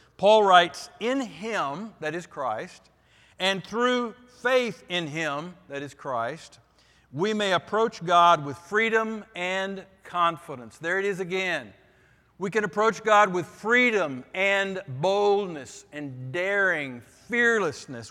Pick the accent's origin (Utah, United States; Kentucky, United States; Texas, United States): Texas, United States; Vernon; moved away; in my church when I was growing up in Vernon, Texas.